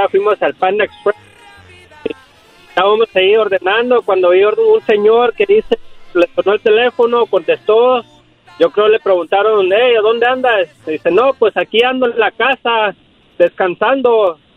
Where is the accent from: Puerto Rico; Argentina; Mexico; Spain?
Mexico; Cuernavaca, Morelos; now in California, United States; yo soy Morelos.